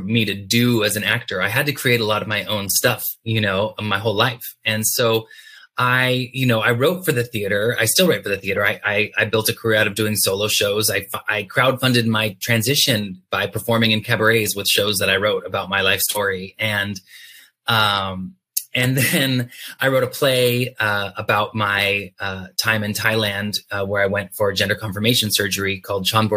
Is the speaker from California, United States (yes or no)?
yes; South Orange County, California, United States; moved away as an adult; also born or lived in New York; I grew up in Southern California